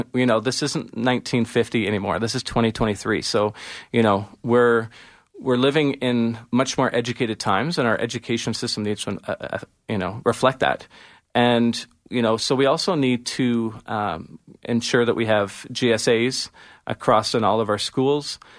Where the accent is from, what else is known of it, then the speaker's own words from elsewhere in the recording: Ontario, Canada; also born or lived in Toronto / Saskatchewan; now in Alberta, Canada; I'm originally from Ontario and I was living in Toronto for a really long time.